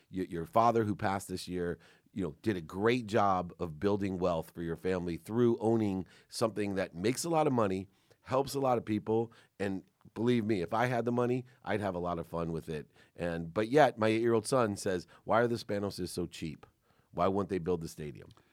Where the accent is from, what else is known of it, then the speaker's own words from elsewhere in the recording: San Diego, California, United States; growing up in San Diego